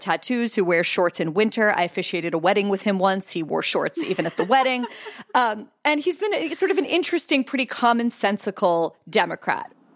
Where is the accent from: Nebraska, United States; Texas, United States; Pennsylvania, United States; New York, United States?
Pennsylvania, United States; my home state, which is Pennsylvania